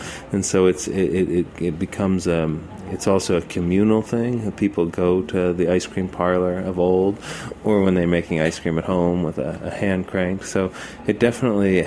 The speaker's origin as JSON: {"language": "English", "region": "South Florida", "country": "United States", "tie": "born or raised there", "moved": "yes", "lives_now": "Brooklyn, United States", "said": "I grew up in South Florida"}